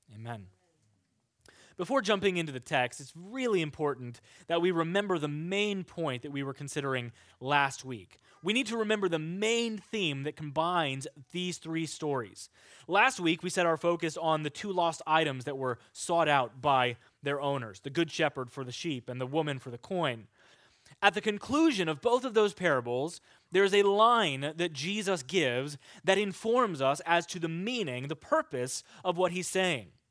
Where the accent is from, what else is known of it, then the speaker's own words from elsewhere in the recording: Kansas, United States; I'm from Kansas. There are pigs there. And I remember occasionally when I was growing up, we would drive to see our friends in Fredonia, Kansas